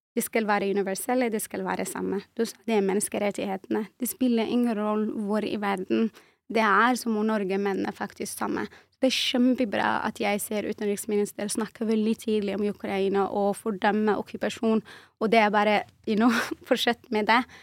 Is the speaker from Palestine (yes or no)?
no; refugee camp in southwest Algeria, Tindouf, Algeria; Norwegian is a second language; also born or lived in Western Sahara (family origin); now in Norway; jeg ble født og vokste opp i en flyktningleir i sørvest av Algerie.